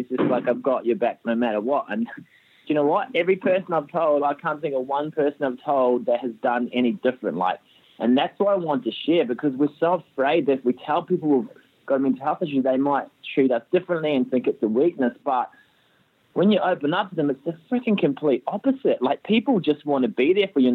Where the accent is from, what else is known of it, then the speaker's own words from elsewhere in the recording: New Zealand; accent: Kiwi; moved away as an adult; now in Australia; I grew up playing footy in New Zealand